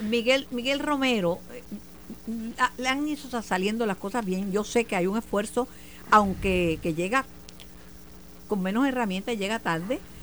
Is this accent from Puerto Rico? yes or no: yes; Mayagüez, Puerto Rico; De la Santa Patrona de mi pueblo Mayagüez. Y el, domingo es el día de los mayagüezanos nacentes.